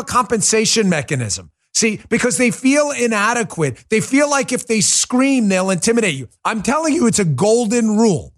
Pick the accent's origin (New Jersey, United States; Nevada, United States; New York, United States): New York, United States; I'm from New York